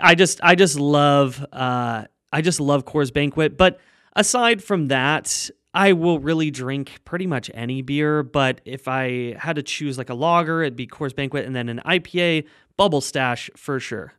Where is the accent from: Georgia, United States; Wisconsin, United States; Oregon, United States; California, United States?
Oregon, United States; Junction City; now in Los Angeles, United States; It's called Junction City. It's a little farming town. I think there's, like, nine thousand people in the town or something like that. But, uh, yeah, that's where I grew up